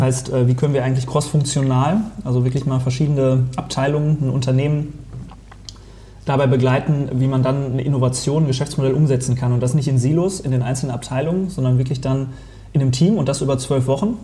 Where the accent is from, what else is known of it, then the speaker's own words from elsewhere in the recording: Detmold, North Rhine-Westphalia, Germany; also born or lived in Lemgo; now in Solingen, Germany; ich bin am, am Fuße des Hermannsdenkmals aufgewachsen.